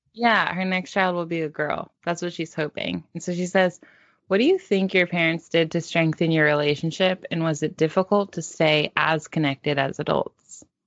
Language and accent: English; Palo Alto, California, United States; we grew up in Palo Alto in the Bay, Silicon Valley